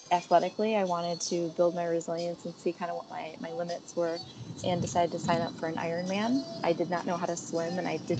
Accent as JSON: {"language": "English", "town": "Chicago", "region": "Illinois", "country": "United States", "tie": "born or raised there", "also_born_or_lived": "Hong Kong", "moved": "as an adult", "said": "I was born and bred in Chicago"}